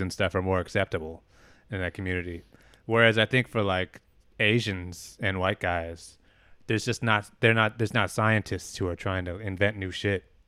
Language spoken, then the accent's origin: English; Albany, California, United States; my, my hometown, Albany, California